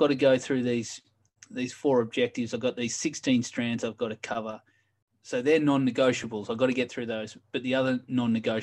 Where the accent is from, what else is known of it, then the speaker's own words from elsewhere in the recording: Australia; moved away as an adult; I've been out of Australia for 11 years now